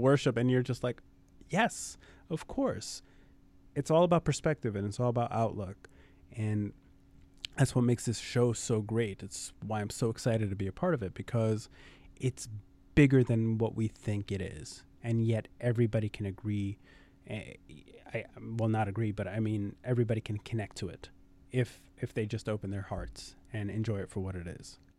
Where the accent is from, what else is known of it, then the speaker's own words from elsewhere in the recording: New York City, New York, United States; born and raised in Brooklyn